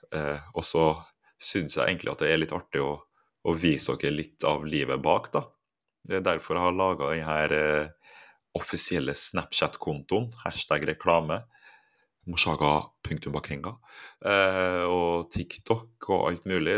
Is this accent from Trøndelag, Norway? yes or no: yes; Trondheim, Trøndelag, Norway; moved away as an adult; now in Cyprus; på Halset der jeg vokste opp